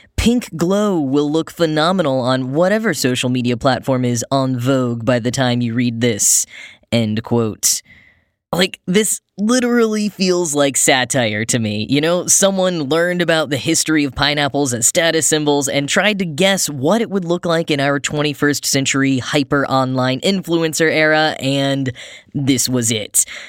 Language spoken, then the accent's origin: English; Dallas, Texas, United States; my hometown, the Dallas-Fort Worth Metroplex.